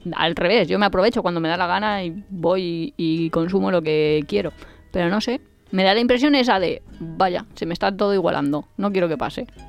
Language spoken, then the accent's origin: Spanish; Valencia, Valencian Community, Spain; yo soy de Valencia